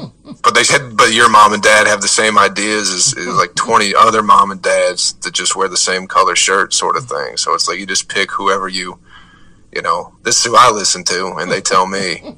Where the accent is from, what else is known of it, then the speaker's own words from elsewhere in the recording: Michigan, United States; now in Atlanta, United States; I'm from Michigan